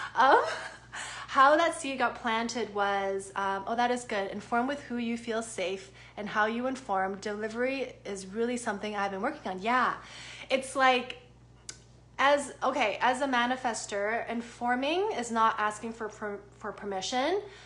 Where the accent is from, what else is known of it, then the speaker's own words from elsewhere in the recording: Toronto, Ontario, Canada; I'm also Canadian. Um, I'm actually from North York, Ontario